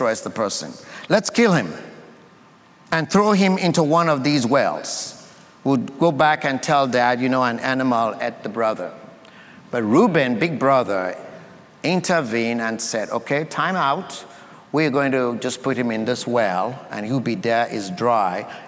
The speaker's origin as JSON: {"language": "English", "country": "Sierra Leone", "tie": "born or raised there", "moved": "yes", "lives_now": "United States", "said": "I come from Sierra Leone, West Africa. That's my country of birth."}